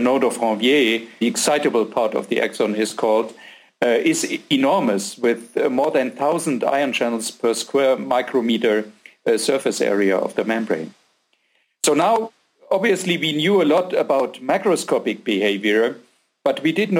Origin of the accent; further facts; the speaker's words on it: a small city near Frankfurt, Hesse, Germany; moved away as an adult; also born or lived in Giessen, Germany; now in Austria; I grew up in Germany in a small city near Frankfurt